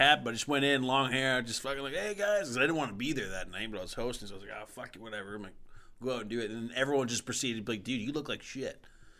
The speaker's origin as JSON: {"language": "English", "country": "Canada"}